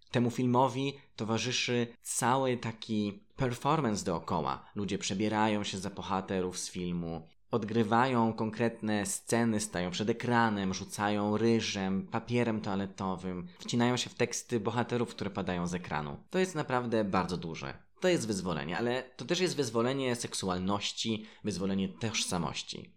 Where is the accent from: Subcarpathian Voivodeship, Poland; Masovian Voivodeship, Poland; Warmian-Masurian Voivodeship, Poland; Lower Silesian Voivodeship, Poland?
Lower Silesian Voivodeship, Poland; Zgorzelec; Mieszkając i wychowując się w Zgorzelcu